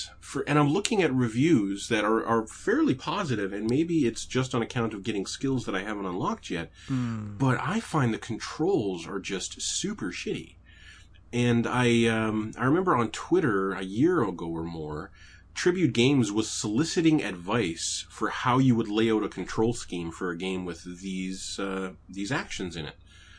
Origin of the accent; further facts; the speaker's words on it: Canada; At least I'm Canadian.